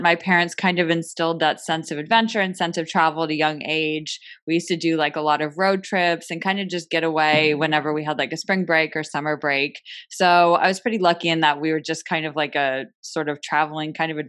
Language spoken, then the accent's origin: English; Bay Area, California, United States; I grew up in the Bay Area and we've spent a lot of time in the San Francisco area and now we are living in the city.